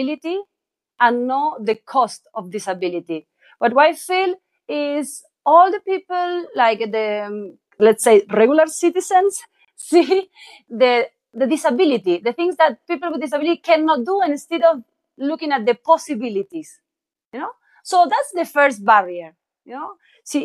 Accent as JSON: {"language": "English", "country": "Argentina", "said": "I'm from Argentina."}